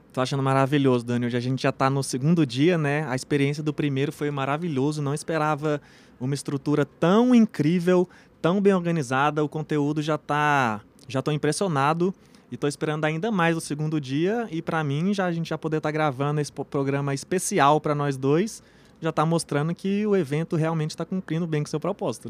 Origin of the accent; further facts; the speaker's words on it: Brazil; nossa cultura aqui como brasileiro